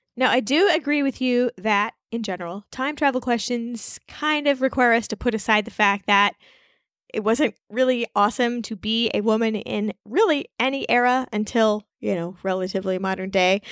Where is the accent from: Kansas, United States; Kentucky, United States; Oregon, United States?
Kansas, United States; Wichita; also born or lived in Rhode Island; I, uh, grew up in Wichita, Kansas